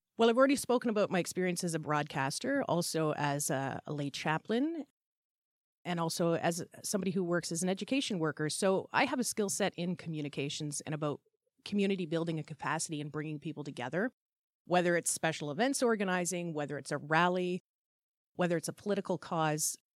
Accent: Iqaluit, Nunavut, Canada; now in Hamilton, Canada; I was originally from Frobisher Bay, Baffin Island, Northwest Territories, which is now E. Callawit, Baffin Island, Nunavut

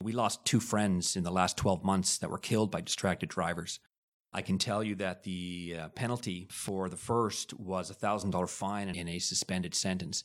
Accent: Hamilton, Ontario, Canada; also born or lived in Liverpool, United Kingdom; I was born in Liverpool, and we came to Canada in nineteen sixty-nine when I was eleven months old. My dad ended up working at Stelco. My mom was a nurse in the general hospital. Pretty much quintessential Hamiltonian ever since I was eleven months old

